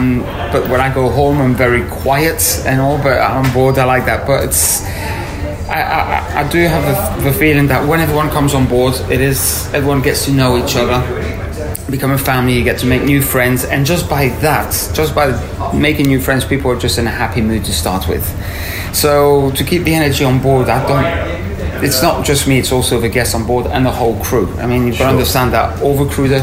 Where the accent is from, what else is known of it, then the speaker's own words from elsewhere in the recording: Tenerife, Canary Islands, Spain; also born or lived in France / Madrid; I was born in France from French parents, but by the age of four, we decided to move to Tenerife in the Canary Islands. And this is where I grew up.